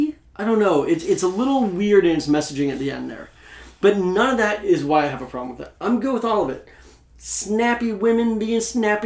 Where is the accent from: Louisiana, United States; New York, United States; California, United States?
Louisiana, United States; New Orleans; I'm from New Orleans.